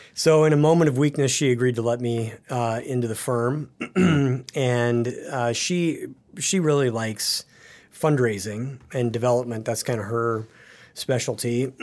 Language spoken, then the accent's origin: English; Paxton, Nebraska, United States; now in Excelsior, Minnesota, United States; I grew up in the North Platte River Valley